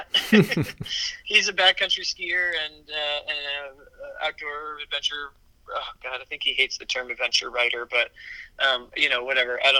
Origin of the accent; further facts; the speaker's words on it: Midwest, United States; We we grew up together in the Midwest